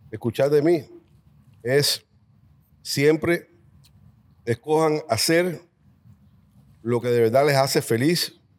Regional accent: Spain; now in Puerto Rico; Cuando vine de España, llegué a Puerto Rico

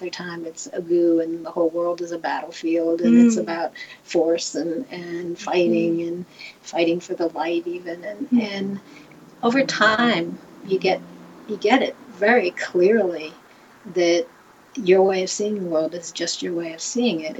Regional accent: United States; as an American

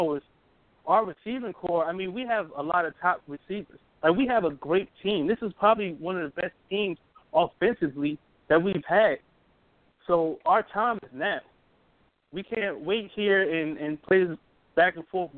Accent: New Jersey, United States; moved away as an adult; now in Hawaii, United States; I'm from New Jersey, but I'm in the military now, so I'm out here in Hawaii now

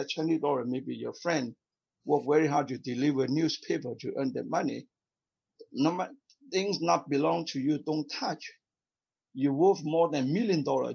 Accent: South Vietnam, Vietnam; moved away as an adult; now in Canada; I came from South Vietnam. I, I lost my home, my country because of communism, right? So I yeah. came to Canada

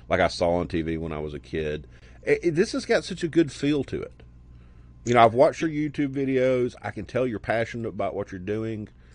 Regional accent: Birmingham, Alabama, United States; I grew up in Birmingham, okay. south of Birmingham, where there was no cable

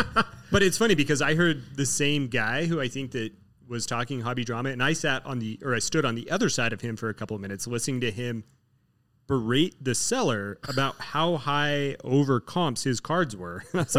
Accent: Dallas, Texas, United States; I grew up in Dallas.

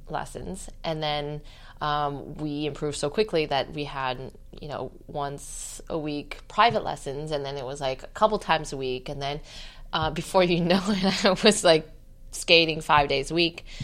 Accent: Torrance, California, United States; Torrance, California.

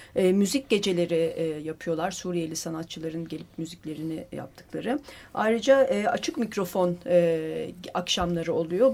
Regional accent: Turkey; biz Türkiye'liler olarak

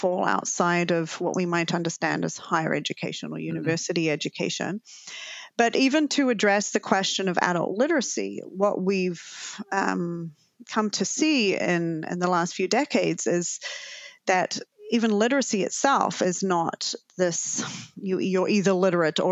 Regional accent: New Zealand; now in Canada; as you can probably tell from my lingering accent, I'm originally from Aotearoa, New Zealand.

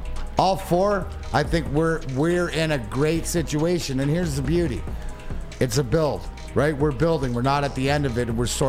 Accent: Canada; now in Detroit, United States; Remember, I'm Canadian

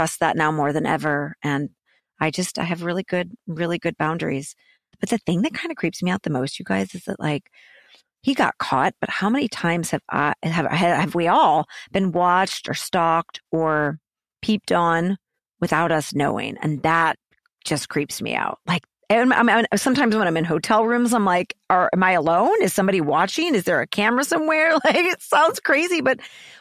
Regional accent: St. Louis, Missouri, United States; I'm a big city, small town girl. I'm from St. Louis

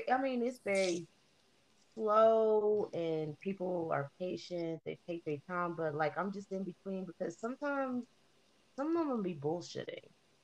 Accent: New England, United States; It's a big culture shock, especially, you know, for somebody that's born and raised in New England, you know

